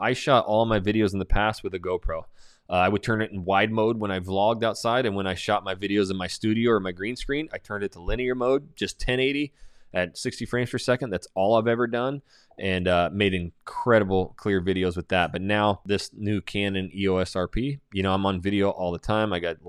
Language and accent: English; Coeur d'Alene, Idaho, United States; okay, I'm from Coeur d'Alene, Idaho, Hayden Lake, Idaho.